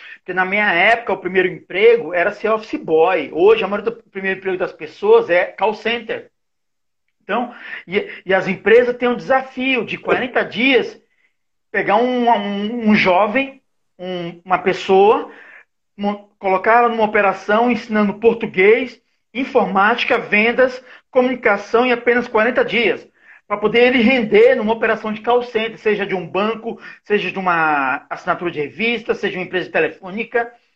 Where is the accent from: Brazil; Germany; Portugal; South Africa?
Brazil